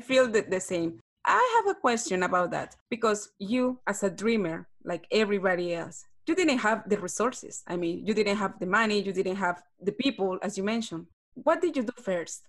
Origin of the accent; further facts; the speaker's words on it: Peru; English is a second language; I'm from Peru